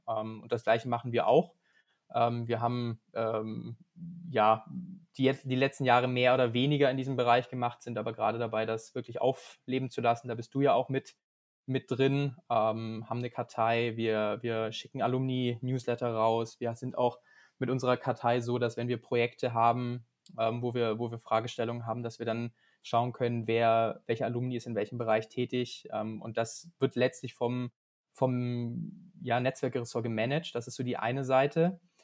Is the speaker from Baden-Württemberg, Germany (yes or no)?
yes; Biberach, Baden-Württemberg, Germany; moved away as an adult; also born or lived in Munich / Shanghai; now in Münster, Germany; Ich komme gebürtig aus Biberach. Ähm, das ist in der Nähe vom Bodensee, ganz im Süden Deutschlands.